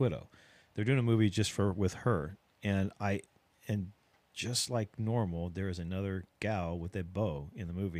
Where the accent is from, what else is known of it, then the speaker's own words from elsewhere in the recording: Ohio, United States; now in South Texas, United States; I'm from Ohio